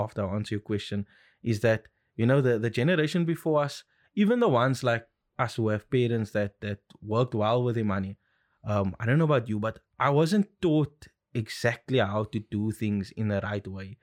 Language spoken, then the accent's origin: English; Cape Town, Western Cape, South Africa; born and bred in Cape Town, lived here my whole life